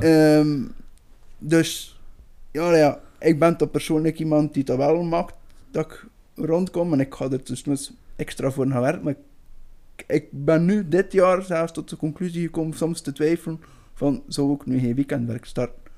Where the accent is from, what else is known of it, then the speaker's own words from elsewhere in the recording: Belgium; wij als Belgen